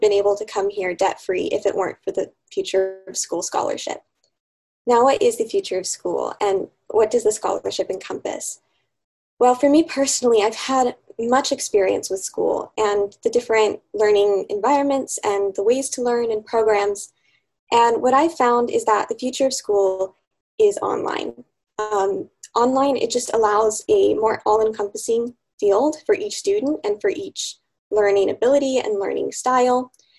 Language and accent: English; Wyoming, United States; moved away as an adult; now in Purcellville, United States; I'm from Wyoming. However, I'm currently attending Patrick Henry College in Percival, Virginia.